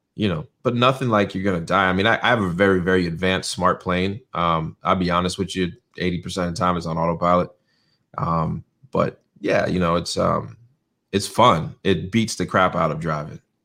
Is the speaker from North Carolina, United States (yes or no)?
yes; North Carolina, United States; also born or lived in New York; spent most of my childhood in North Carolina. Went to elementary, middle, high school to here